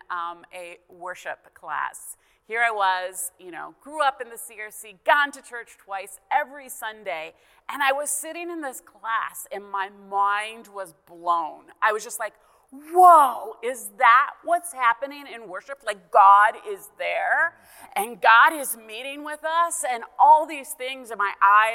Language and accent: English; Canada; I'm Canadian, grew up in Canada